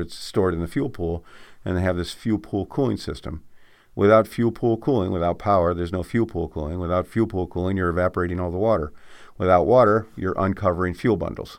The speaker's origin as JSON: {"language": "English", "area": "Adirondacks", "region": "New York", "country": "United States", "tie": "born or raised there", "said": "I grew up in the Adirondacks"}